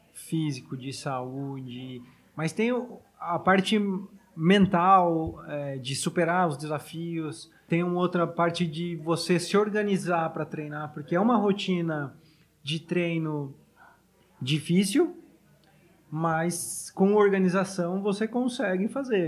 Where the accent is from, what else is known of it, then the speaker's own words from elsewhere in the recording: Taubaté, São Paulo, Brazil; now in São Paulo, Brazil; na minha cidade, graças a Deus, existe uma pista pública, onde eu sou natural de Taubaté